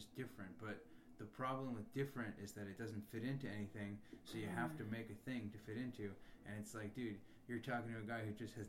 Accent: New York, United States; moved away as an adult; also born or lived in Plattsburgh, New York; now in San Diego, United States; I grew up in New York. I'm from there.

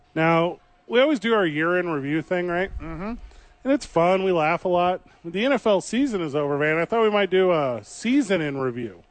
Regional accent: St. Louis, Missouri, United States; moved away; this girl that I grew up with in my hometown of St. Louis, Missouri

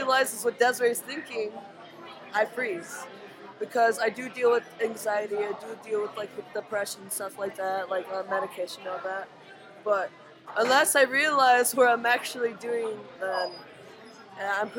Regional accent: Chicago, Illinois, United States; I grew up in Logan Square, Humble Park, and that's, like, north side

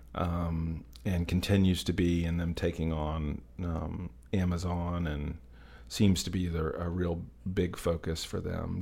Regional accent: United States; as an American

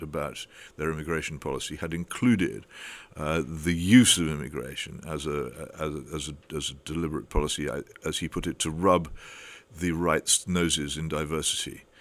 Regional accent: United Kingdom; we are a terribly class-ridden country

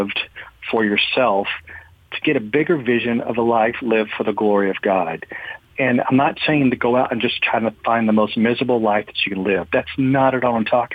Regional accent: United States; we as American Christians

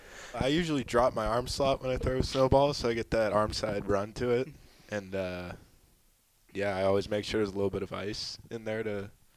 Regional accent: Southern California, United States; moved away; I'm not from around here. I'm from Southern California, so I'm not used to the snow.

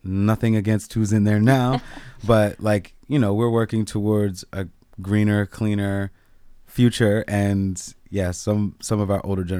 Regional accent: District of Columbia, United States; born there; For example, I was born outside of Chocolate City. This is DC.

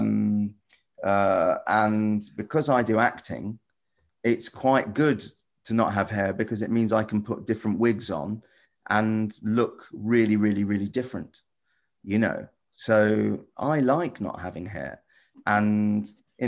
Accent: near Wembley, London, United Kingdom; I grew up near Wembley.

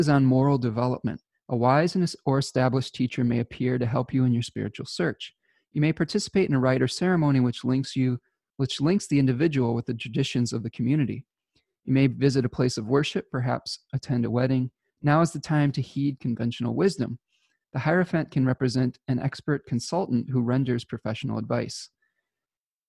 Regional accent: Michigan, United States; my home state of Michigan

